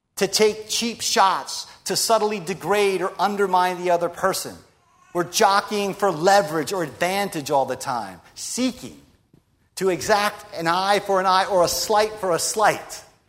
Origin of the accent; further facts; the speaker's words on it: United States; We're American Christians